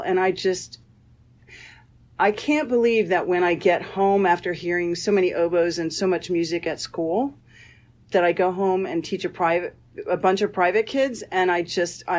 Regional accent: Indiana, United States; moved away as an adult; also born or lived in Iowa / Rochester, New York; now in Florida, United States; I'm originally from Indiana, and I did my undergraduate at Butler

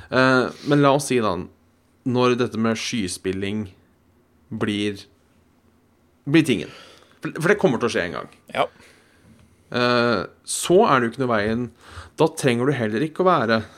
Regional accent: Norway; Nei, for, for oss hjemme i Norge så...

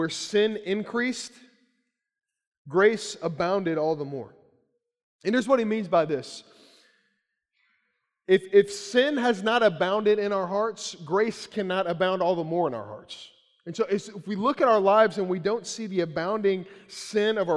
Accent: Central Kentucky, United States; I grew up in Central Kentucky

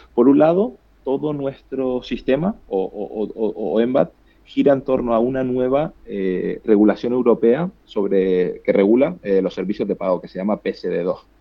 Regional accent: Canary Islands, Spain; accent: Canarian; moved away; yo, canario, como puedes, como puedes ver por mi acento, pero ya llevo mucho tiempo viviendo fuera

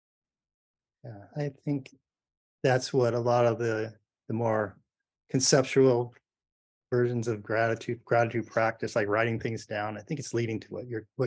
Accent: Los Alamitos, California, United States; I grew up in Los Alamitos, Rossmore over here

